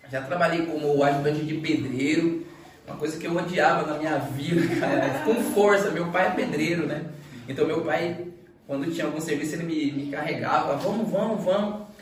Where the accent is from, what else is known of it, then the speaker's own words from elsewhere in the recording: Northeast Region, Brazil; Eu sou nordestino mesmo, defendo a bandeira.